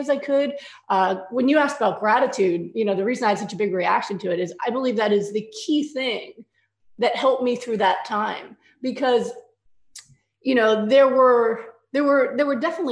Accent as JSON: {"language": "English", "region": "New York", "country": "United States", "said": "I'm a New Yorker"}